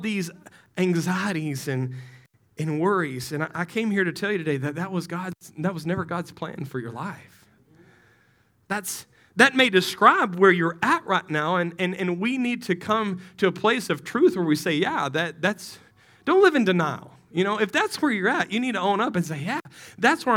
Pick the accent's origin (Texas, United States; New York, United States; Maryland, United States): Texas, United States; West; moved away as an adult; I'm from West Texas.